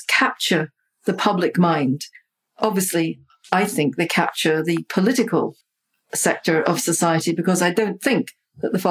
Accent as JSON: {"language": "English", "country": "Guyana", "tie": "born or raised there", "said": "I grew up in Sobrianville, which is very close to the sea."}